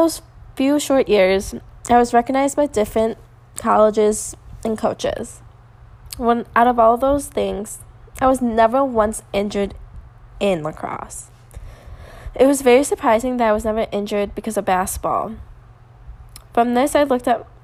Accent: Lake Forest, Illinois, United States; I live almost 5 to 10 minutes away from this location, so I was extremely excited knowing I was going to be in my hometown

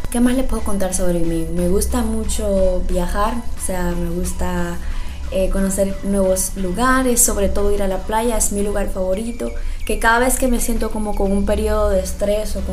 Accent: Dominican Republic; soy dominicana, 100% dominicana, aunque muchas veces no se escuche así

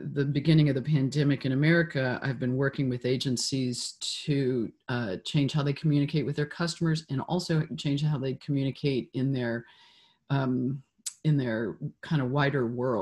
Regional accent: Memphis, Tennessee, United States; now in San Francisco, United States; I grew up in Memphis, which was hugely formative for me

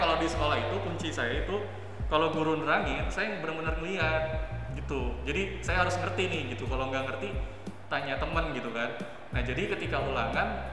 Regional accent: Jakarta, Indonesia; SD-nya tuh di kalau kamu tahu di Jakarta Selatan ada namanya Petukangan Selatan

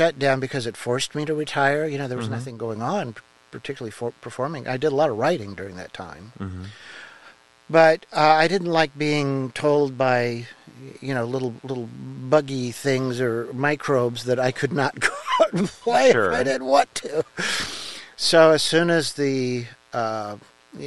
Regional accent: Indianapolis, Indiana, United States; I grew up in Indianapolis, down around Brookside Park

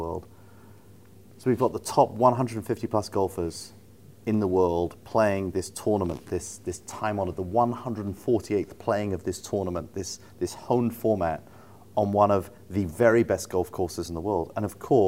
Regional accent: United Kingdom; we're programmed as British people

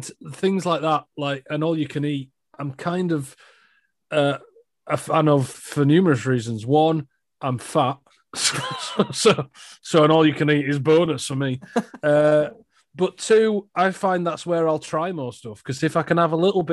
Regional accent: United Kingdom; I am British

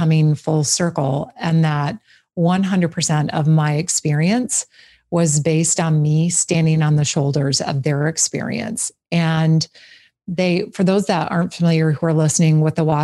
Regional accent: just outside of Green Bay, Wisconsin, United States; I grew up just outside of Green Bay

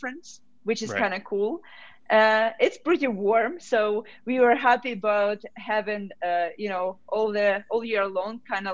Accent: Ukraine; moved away as an adult; also born or lived in Kyiv, Ukraine / Texas, United States; now in Colorado, United States; I am from Ukraine

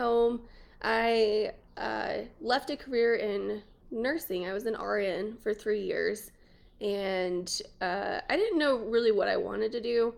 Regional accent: New Mexico, United States; moved away as an adult; now in Lubbock, United States; I'm from New Mexico originally, but I've been in Texas for 10 years-ish

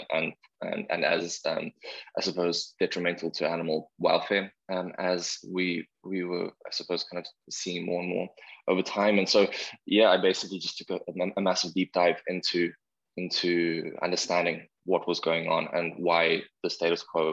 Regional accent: South Africa; now in Vancouver, Canada; I'm from South Africa

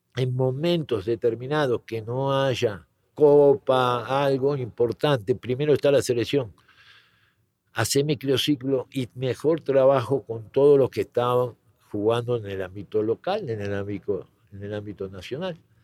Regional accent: Argentina; moved away as an adult; now in Mexico; nací en Argentina

